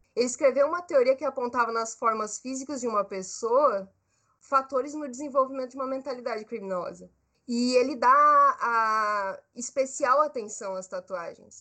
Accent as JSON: {"language": "Portuguese", "country": "Brazil", "said": "Eu sou brasileira, eu sou jovem, artista"}